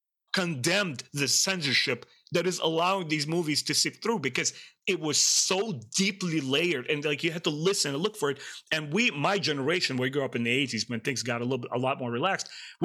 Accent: Russia; now in United States; Growing up in Russia and also here in the States, we're all huge fans of British cinema, the British TV shows.

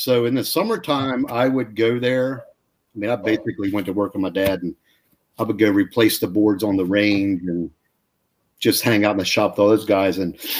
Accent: Warrenton, Virginia, United States; young kid from Warrenton, Virginia

